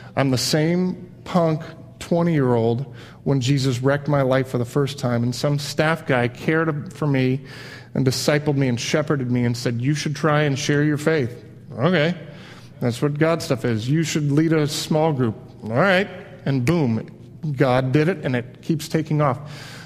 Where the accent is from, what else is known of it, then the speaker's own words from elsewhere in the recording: Midwest, United States; also born or lived in Miami, Florida; I kind of grew up in Miami, back up to the Midwest where my mom's side was from